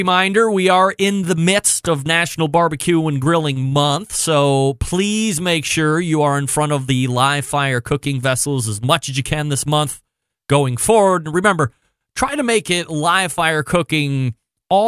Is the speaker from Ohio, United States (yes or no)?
yes; Cleveland, Ohio, United States; I'm from Cleveland